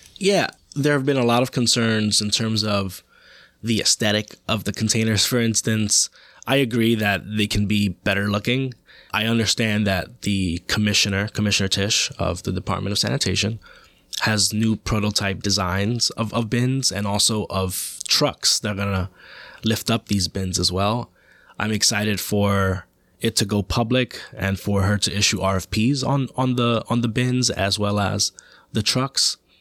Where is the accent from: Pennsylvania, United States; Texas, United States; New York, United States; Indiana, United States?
New York, United States; New York City; I grew up in Washington Heights, uh, and the Upper West Side